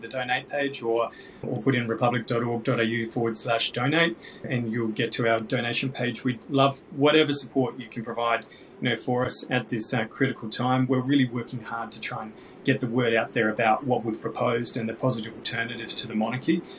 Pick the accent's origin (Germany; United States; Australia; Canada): Australia; Australians get a choice about who our head of state is